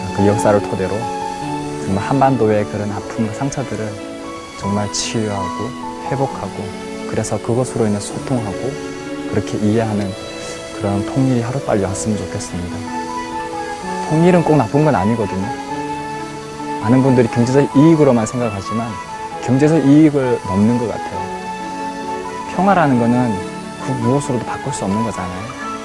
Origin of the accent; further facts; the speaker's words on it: North Korea; moved away as an adult; now in South Korea; 고향이 이북인